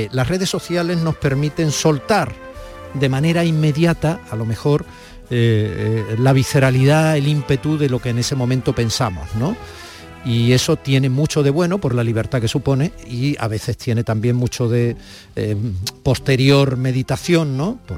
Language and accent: Spanish; Málaga, Andalusia, Spain; now in Logroño, Spain; lo que hizo que yo pasara de nuevo mi infancia en, en Málaga, en Andalucía, porque no podía